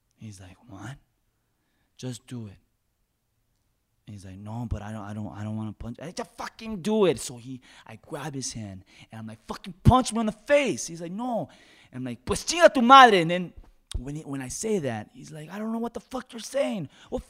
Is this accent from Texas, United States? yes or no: yes; Oak Cliff, Texas, United States; I come from I come from Oak Cliff, which is not in such a good area, but it's okay because I have my own business now.